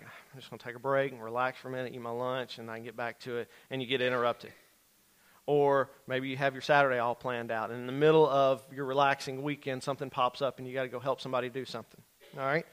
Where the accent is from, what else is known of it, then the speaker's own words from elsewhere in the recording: Grant Parish, Louisiana, United States; moved away; also born or lived in Rockwall, Texas; I grew up in Grant Parish